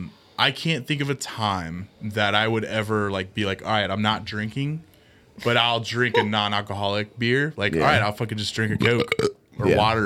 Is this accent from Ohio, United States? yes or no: yes; Cincinnati, Ohio, United States; yes, we're from Cincinnati